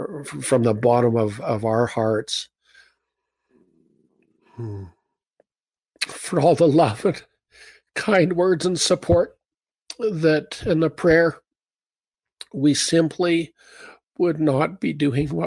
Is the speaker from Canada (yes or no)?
yes; Canada